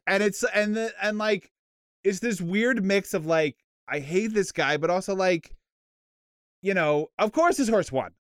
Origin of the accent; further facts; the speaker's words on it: Canada; I'm a Canadian